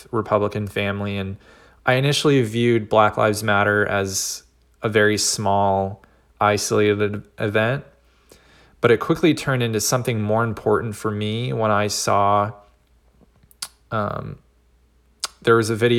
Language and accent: English; California, United States; I'm from the San Francisco Bay Area in Northern California